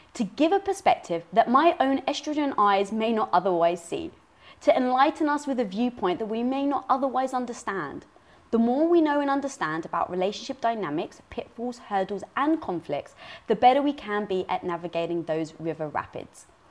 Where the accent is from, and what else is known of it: London, United Kingdom; born or raised there